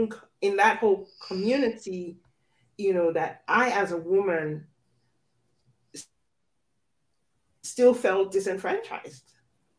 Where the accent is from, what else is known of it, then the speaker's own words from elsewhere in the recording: Nigeria; I grew up in Nigeria